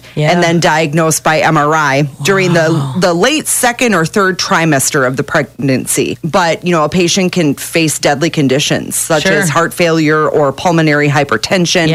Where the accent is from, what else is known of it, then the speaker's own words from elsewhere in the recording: La Crosse, Wisconsin, United States; I grew up here in La Crosse